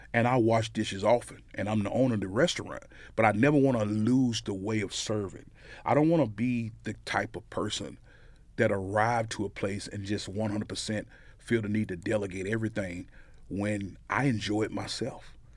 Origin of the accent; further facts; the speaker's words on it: Amory, Mississippi, United States; moved away as an adult; now in Frisco, United States; I was raised in Amory. Um, there my whole life